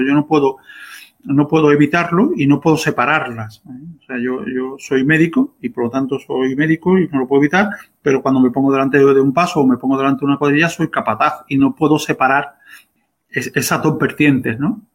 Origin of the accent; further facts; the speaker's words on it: Seville, Andalusia, Spain; en la calle Correduría, donde yo nací